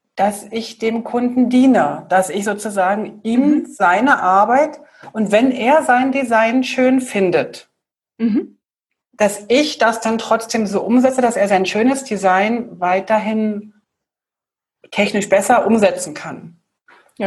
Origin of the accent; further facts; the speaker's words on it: Berlin, Germany; ich bin in Berlin aufgewachsen, Bahnhof Zoo